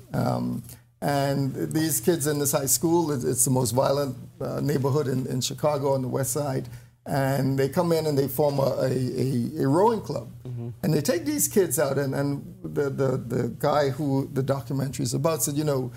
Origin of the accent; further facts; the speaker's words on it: Bahamas; I came from Taupun Bay Lutheran.